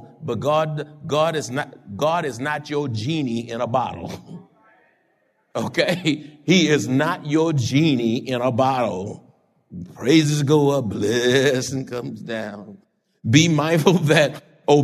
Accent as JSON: {"language": "English", "town": "Houston", "region": "Texas", "country": "United States", "tie": "born or raised there", "moved": "as an adult", "lives_now": "San Antonio, United States", "said": "I was born in Houston, had friends in Houston, all over Houston, went to college in Houston"}